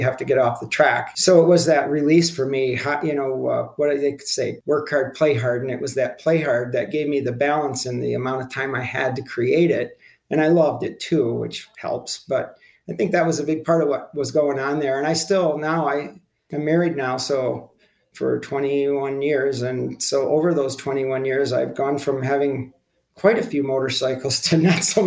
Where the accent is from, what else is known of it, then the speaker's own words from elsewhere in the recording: Wisconsin, United States; I grew up in Wisconsin